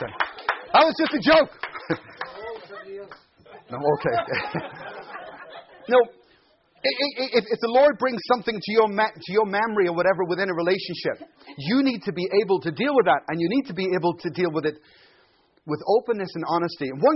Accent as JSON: {"language": "English", "country": "Ireland", "moved": "yes", "lives_now": "Glasgow, United Kingdom", "said": "I'm Irish"}